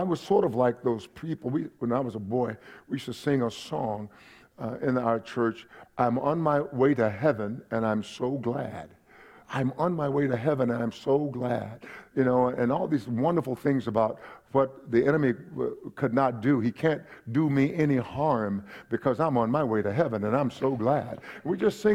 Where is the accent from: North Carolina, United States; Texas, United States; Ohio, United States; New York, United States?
Texas, United States; Palestine; also born or lived in Kingsville, Texas; When I was a young man, I grew up in East Texas, Palestine